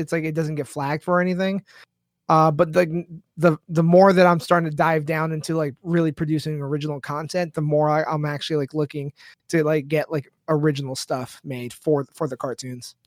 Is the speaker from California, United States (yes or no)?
yes; San Diego, California, United States; I grew up in San Diego